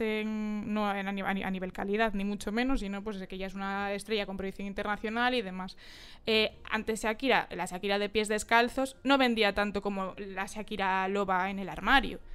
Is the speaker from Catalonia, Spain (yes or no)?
no; Galicia, Spain; somos gallegas